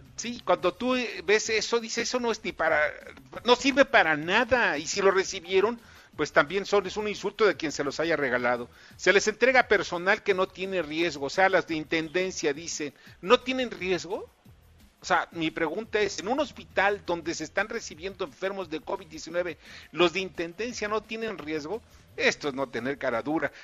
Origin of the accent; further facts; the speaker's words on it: Mexico; como mexicano